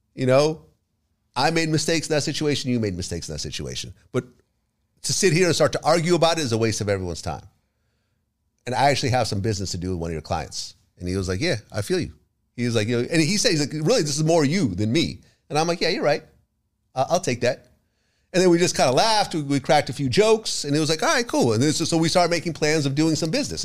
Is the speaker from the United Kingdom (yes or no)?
no; Ukraine; moved away; I was born in the Ukraine.